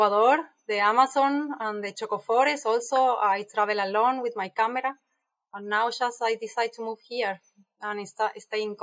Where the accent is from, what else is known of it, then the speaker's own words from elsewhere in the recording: Buenos Aires, Argentina; English is a second language; moved away as an adult; now in Costa Rica; I am from Argentina